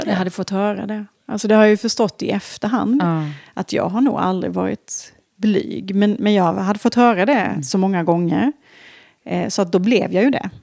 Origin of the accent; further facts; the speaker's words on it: border between Småland and Halland, Småland/Halland, Sweden; now in Stockholm, Sweden; jag är född och uppvuxen på en, en liten stenig bondgård mm. där på gränsen mellan Småland och Halland